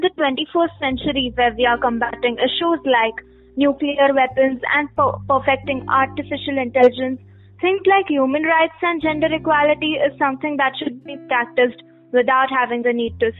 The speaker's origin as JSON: {"language": "English", "country": "India", "tie": "born or raised there", "said": "Personally, for me as a teenage girl growing up in India"}